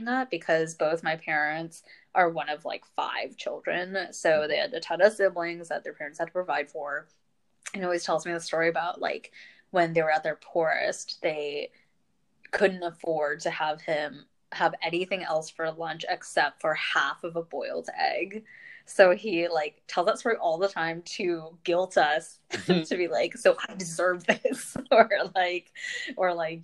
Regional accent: Irvine, California, United States; moved away as an adult; also born or lived in New York; I referred to Irvine as my hometown

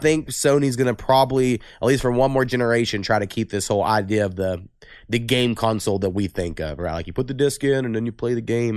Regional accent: Waurika, Oklahoma, United States; from my hometown of Orica

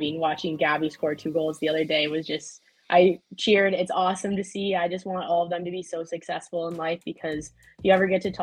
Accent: Eden Prairie, Minnesota, United States; She played at Eden Prairie High School like I did

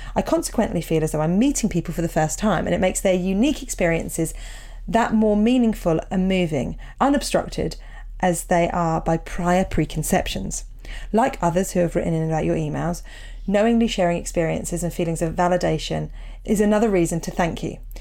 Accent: Portsmouth, South East England, United Kingdom; both growing up in Portsmouth

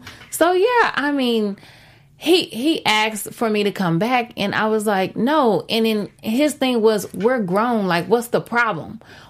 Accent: Texas, United States; moved away; I'm not from California culture. Okay. I'm from Texas.

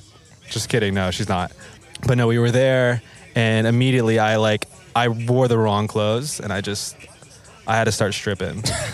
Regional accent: Midwest, United States; now in New York, United States; I'm from the Midwest.

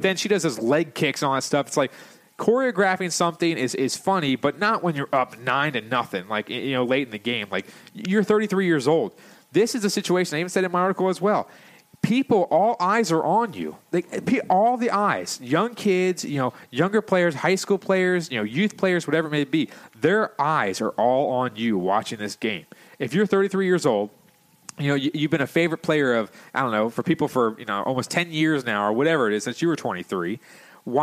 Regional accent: Canada; as a Canadian, we would never, ever think of doing something like that. Yeah, go play some hockey, okay?

